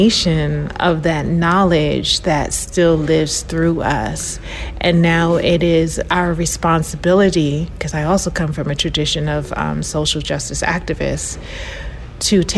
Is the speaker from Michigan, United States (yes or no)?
no; New York City, New York, United States; moved away as an adult; now in Raleigh, United States; I grew up in the South Bronx